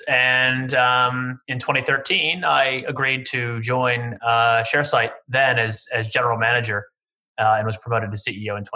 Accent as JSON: {"language": "English", "town": "Chicago", "region": "Illinois", "country": "United States", "also_born_or_lived": "Texas / Paris", "accent": "Midwestern American", "moved": "as an adult", "lives_now": "Sydney, Australia", "said": "Sorry to disappoint with my rather grating Midwestern American accent. I'm from Chicago originally."}